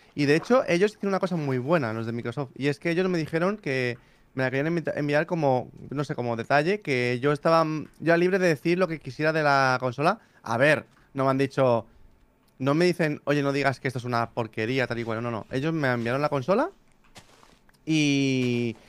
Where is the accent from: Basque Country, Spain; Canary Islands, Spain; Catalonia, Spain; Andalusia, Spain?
Catalonia, Spain; Barcelona; nací en Españita, en Barcelona